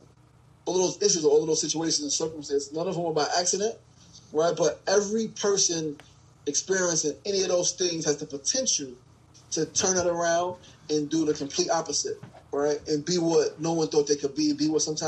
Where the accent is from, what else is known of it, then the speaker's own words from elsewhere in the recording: New York City, New York, United States; also born or lived in South Jamaica, Queens; born and raised in Queens, New Yorker, born in South Jamaica, Queens, really raised in Queensburg